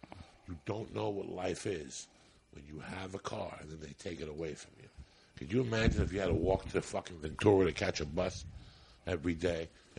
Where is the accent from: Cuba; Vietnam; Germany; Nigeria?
Cuba; now in United States; When I first came from Cuba, we lived on 205 West 88th Street.